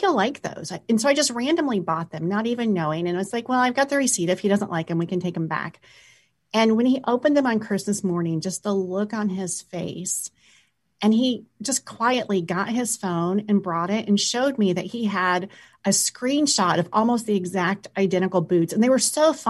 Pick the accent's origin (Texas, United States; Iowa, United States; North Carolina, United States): Iowa, United States; Sioux City; I grew up in Iowa, so I am convinced I am probably the only person, or my family's the only people in Sioux City, Iowa